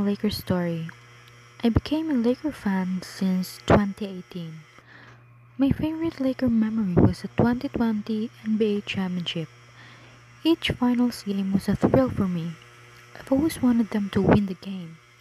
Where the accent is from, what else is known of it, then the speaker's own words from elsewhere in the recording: Philippines; from Philippines.